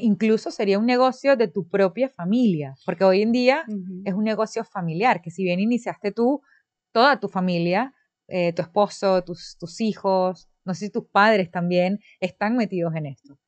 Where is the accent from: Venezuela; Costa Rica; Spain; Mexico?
Venezuela; now in Dominican Republic; es de mi país natal, de Venezuela